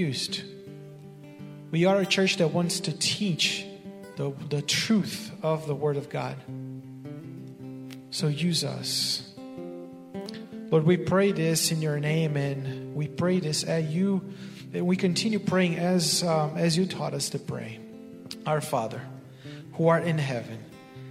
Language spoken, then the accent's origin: English; Brazil; moved away; I was born and raised in Brazil, which is in South America.